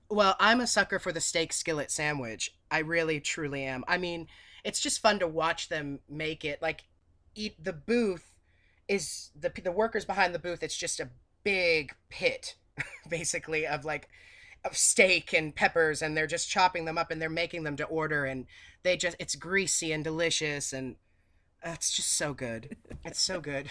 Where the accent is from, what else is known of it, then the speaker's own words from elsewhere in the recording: New England, United States; accent: New England; moved away as an adult; also born or lived in Boston; now in Tennessee, United States; I have this, this Nor-, New England accent and this northern mentality.